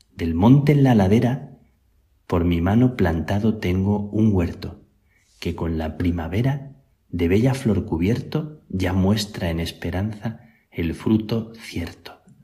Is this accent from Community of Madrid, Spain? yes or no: no; near El Palancar, Extremadura, Spain; moved away; also born or lived in Salamanca; San Pedro de Alcántara, cerca de mi tierra, tiene el conventito más pequeño de los más pequeños tal vez que existen en el mundo, el palancar